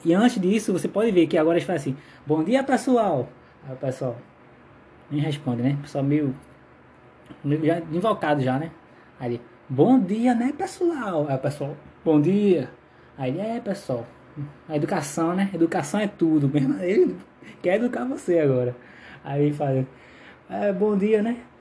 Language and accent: Portuguese; Maranguape, Ceará, Brazil; Eu sou de Maranguape